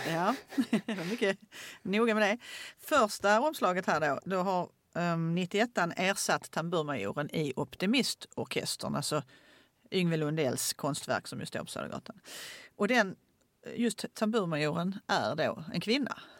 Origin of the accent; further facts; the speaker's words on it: Åkarp, Skåne, Sweden; jag gick på vilan i Åkarp